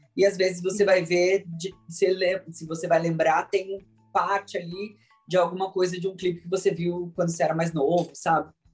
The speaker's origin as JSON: {"language": "Portuguese", "country": "Brazil", "said": "essa representatividade do meu país"}